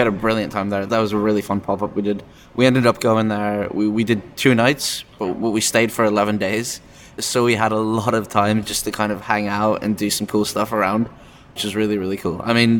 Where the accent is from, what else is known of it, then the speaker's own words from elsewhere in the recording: England, United Kingdom; I grew up in England for quite a while.